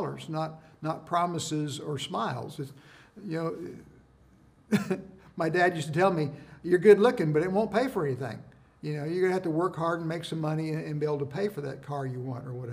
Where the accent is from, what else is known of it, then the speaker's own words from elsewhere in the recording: United States; as an American citizen